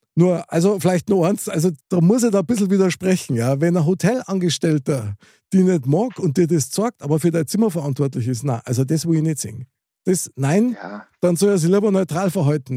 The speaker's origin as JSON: {"language": "German", "country": "Germany", "said": "als Deutscher"}